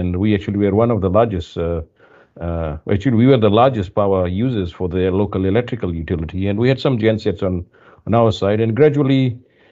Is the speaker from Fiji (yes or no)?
yes; Fiji; moved away as an adult; also born or lived in New Zealand; now in Canada; I was born in Fiji. Far away from Canada, and coming from a third world country